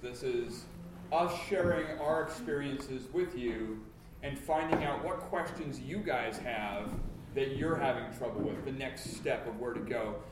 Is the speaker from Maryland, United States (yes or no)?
no; South Dakota, United States; I'm from the Midwest. I'm from South Dakota.